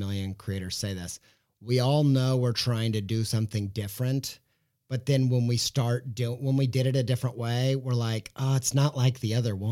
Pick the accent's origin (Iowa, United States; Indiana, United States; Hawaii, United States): Indiana, United States; Whiteland; I grew up in Whiteland, Indiana